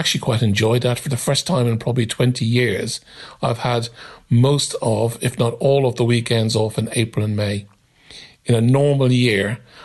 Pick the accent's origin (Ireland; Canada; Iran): Ireland; Dublin, Leinster; moved away; I grew up in Ireland, in Dublin